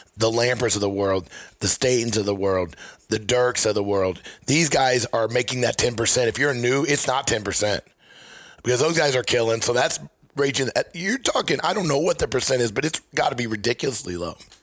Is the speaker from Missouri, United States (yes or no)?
yes; Missouri, United States; I'm from Missouri